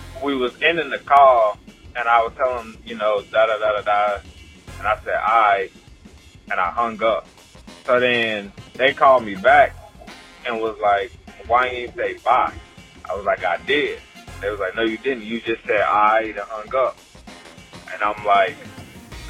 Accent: the South, United States; now in Dallas, United States; I'm from the South

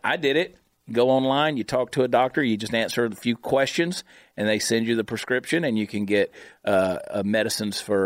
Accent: Augusta, Georgia, United States; growing up in Augusta, Georgia

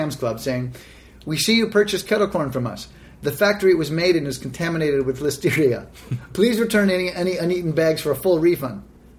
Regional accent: Canada; I'm Canadian, can't really take shots at Minnesota

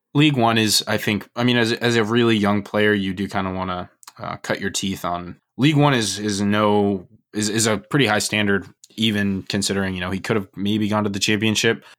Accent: United States; as American fans

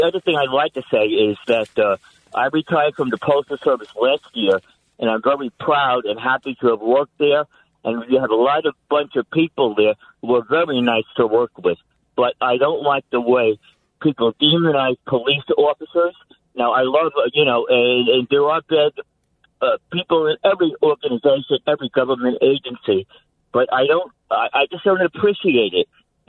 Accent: New York City, New York, United States; I grew up in Hell's Kitchen, and I still live in Manhattan on the east side now.

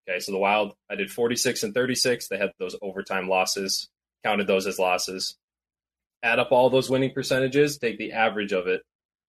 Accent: Minnesota, United States; So I grew up in Minnesota.

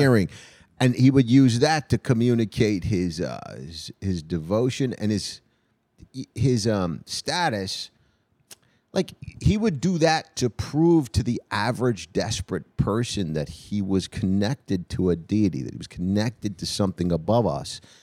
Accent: New Jersey, United States; If I grew up in a junkyard in Jersey

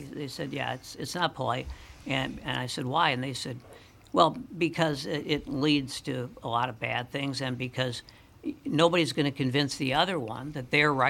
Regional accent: St. Paul, Minnesota, United States; And I'm growing up on Cretan Avenue in St. Paul, you know, if you were Jewish, you were Jewish.

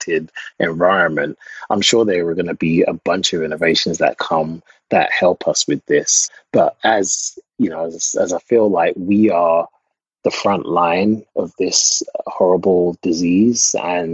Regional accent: England, United Kingdom; moved away as an adult; now in United States; I'm from England.

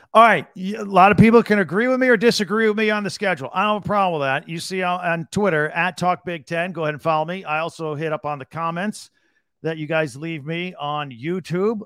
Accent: Carmel, Indiana, United States; my hometown of Carmel, Indiana

